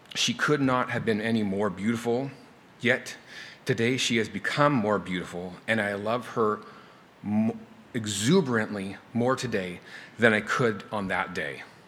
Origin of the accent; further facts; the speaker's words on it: Canada; now in United States; I'm from Canada